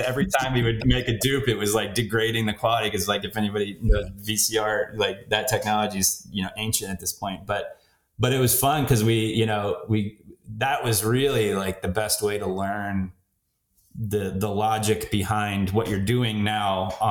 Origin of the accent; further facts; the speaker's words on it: West Chester, Pennsylvania, United States; moved away; I grew up outside of Philly, a town called Westchester, Pennsylvania